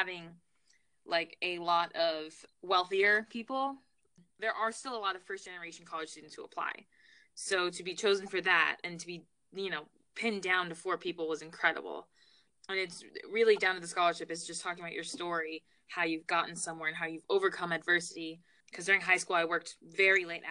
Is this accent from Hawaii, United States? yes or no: no; Baltimore, Maryland, United States; also born or lived in Trinidad and Tobago; now in New York City, United States; I'm from Baltimore, Maryland. So that's where I grew up